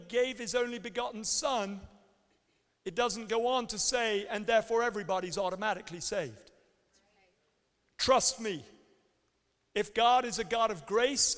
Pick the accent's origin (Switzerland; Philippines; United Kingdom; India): United Kingdom; England; also born or lived in Canada; now in United States; as English people